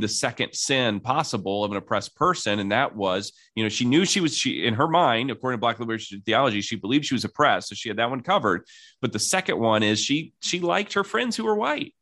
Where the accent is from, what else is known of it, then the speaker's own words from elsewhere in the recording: South Bend, Indiana, United States; I'm from South Bend, Indiana